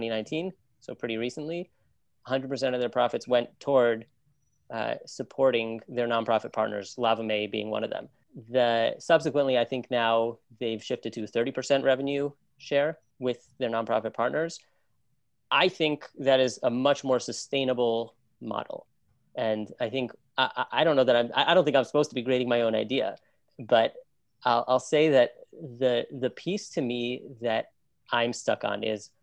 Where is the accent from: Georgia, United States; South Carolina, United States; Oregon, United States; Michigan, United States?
Michigan, United States; Ann Arbor; moved away; also born or lived in New York; I grew up in Ann Arbor, Michigan, so not far from Detroit.